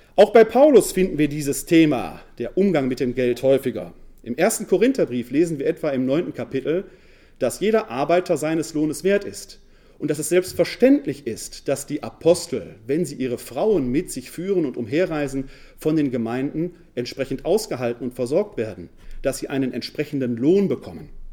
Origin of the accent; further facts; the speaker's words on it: Essen, North Rhine-Westphalia, Germany; accent: Ruhrgebiet; also born or lived in Wuppertal; Ich komme gebürtig aus dem Ruhrgebiet, aus der Stadt Essen. Man hört es meiner Sprache an.